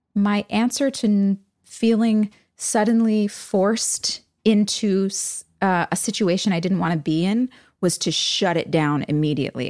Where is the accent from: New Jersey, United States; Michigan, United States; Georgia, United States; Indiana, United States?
New Jersey, United States; moved away as an adult; also born or lived in New York City, New York / Los Angeles, California / Wilmington, North Carolina; I grew up in Jersey and in the city.